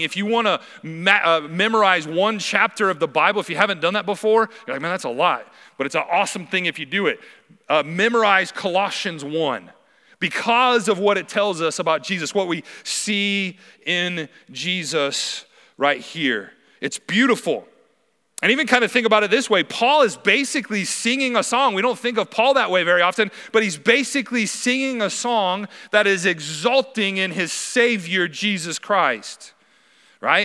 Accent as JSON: {"language": "English", "region": "Wyoming", "country": "United States", "moved": "as an adult", "lives_now": "Helena, United States", "said": "I'm originally from Wyoming"}